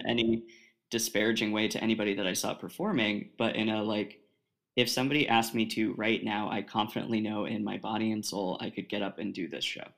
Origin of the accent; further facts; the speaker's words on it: Oregon, United States; moved away as an adult; I'm from Oregon, all the way on the left coast.